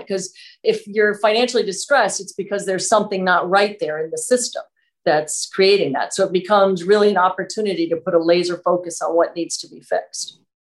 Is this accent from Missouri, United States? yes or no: no; New York City, New York, United States; moved away as an adult; now in Vermont, United States; I grew up right in Manhattan